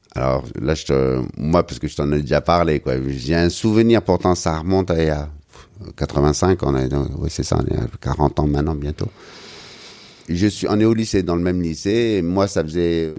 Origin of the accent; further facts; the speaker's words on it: Algiers, Algeria; moved away as an adult; now in Paris, France; on a grandi tous les deux en, Algérie, et puis on a quitté l'Algérie à peu près au même moment